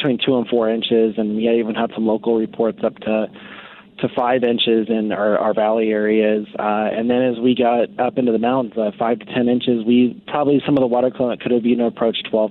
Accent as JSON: {"language": "English", "region": "Southern California", "country": "United States", "tie": "born or raised there", "said": "I grew up in Southern California too"}